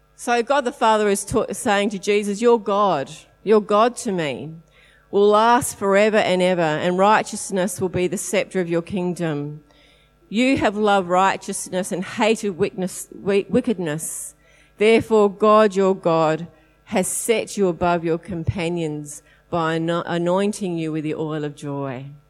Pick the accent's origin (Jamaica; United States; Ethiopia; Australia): Australia; Adelaide, South Australia; we are from Adelaide